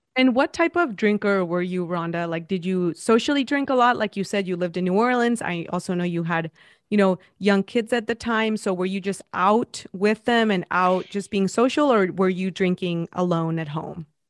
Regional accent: Mexico; moved away; I'm from Mexico

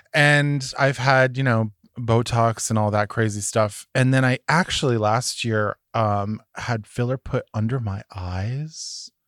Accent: Massachusetts, United States; I'm from Massachusetts

